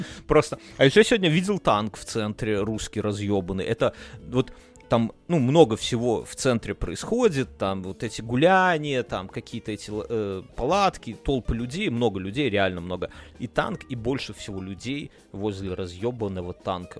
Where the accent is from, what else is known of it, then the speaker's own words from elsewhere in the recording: Belarus; now in Lithuania; мы все белорусы